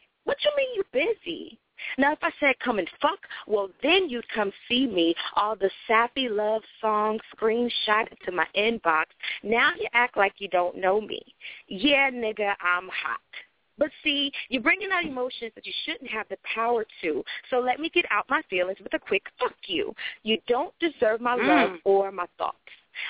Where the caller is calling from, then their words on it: Florida, United States; I'm calling from Florida.